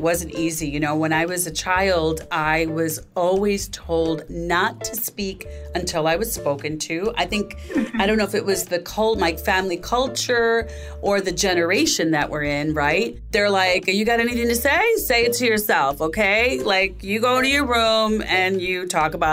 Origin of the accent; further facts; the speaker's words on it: Chicago, Illinois, United States; I was raised on the south side of Chicago by immigrant parents, my father from Haiti and my mother from Puerto Rico